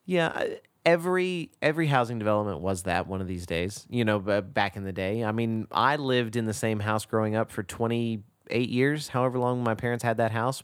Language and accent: English; Texas, United States; moved away; growing up in Texas